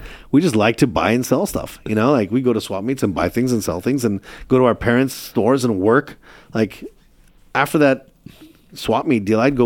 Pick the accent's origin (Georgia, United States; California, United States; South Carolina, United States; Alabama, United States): California, United States; Chula Vista; also born or lived in Istanbul, Turkey; I grew up in Chula Vista